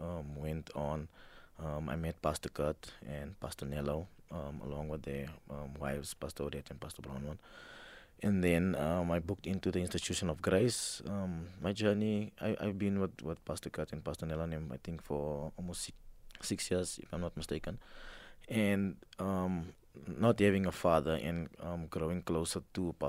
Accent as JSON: {"language": "English", "town": "Johannesburg", "region": "Gauteng", "country": "South Africa", "tie": "born or raised there", "said": "I grew up in El Dorado Park"}